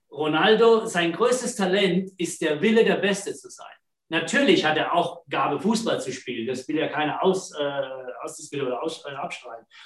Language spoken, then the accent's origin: German; Germany; born there; ich bin zwar in Deutschland geboren, aber meine Familie, meine Eltern, meine Brüder sind alle in Neapel geboren. Und ich komme von da.